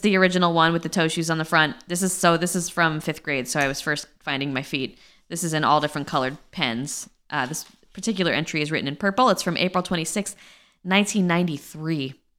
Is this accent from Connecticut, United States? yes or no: yes; Guilford, Connecticut, United States; I grew up in Guildford, Connecticut.